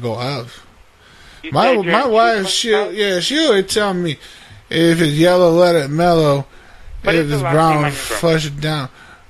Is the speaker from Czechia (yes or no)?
no; Orlando, Florida, United States; Where am I from? I am from Orlando, Florida. And I was once a homosexual, and the church prayed the gay away.